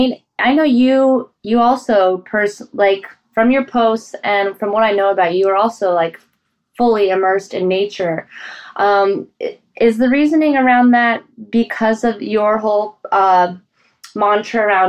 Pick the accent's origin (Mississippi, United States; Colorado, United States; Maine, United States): Colorado, United States; as a kid growing up in Colorado with parents who were from, like, mountainous areas and former Czechoslovakia